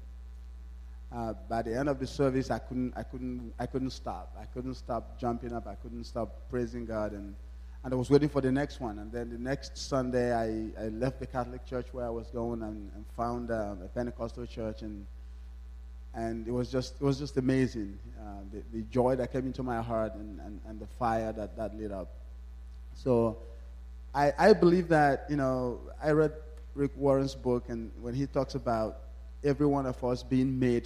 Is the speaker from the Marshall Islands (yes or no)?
no; Nigeria; moved away; I was born in Nigeria